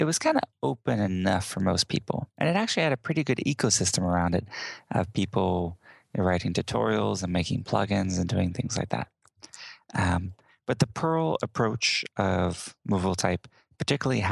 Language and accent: English; Houston, Texas, United States; born and raised in Houston, Texas